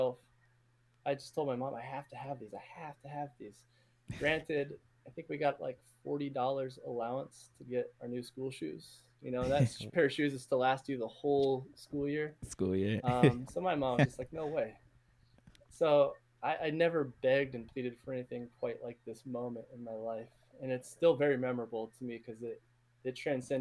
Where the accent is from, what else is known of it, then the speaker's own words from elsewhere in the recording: outside Portland, the Northwest, Oregon, United States; moved away as an adult; I grew up like 45 minutes outside of Portland, was the biggest city